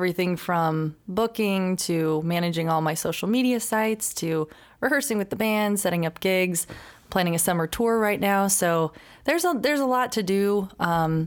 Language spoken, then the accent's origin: English; Phoenix, Arizona, United States; now in Nashville, United States; I'm from Phoenix.